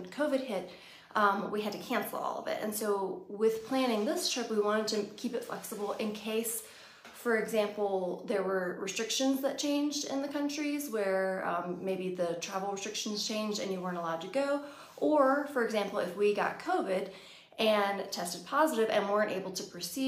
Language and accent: English; Virginia, United States; We're from Virginia